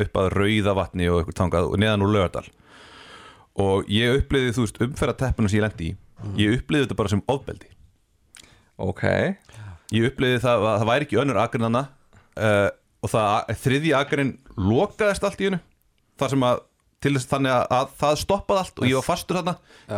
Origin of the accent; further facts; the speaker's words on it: Garðabær, Capital Region, Iceland; Ég er úr Garðabæ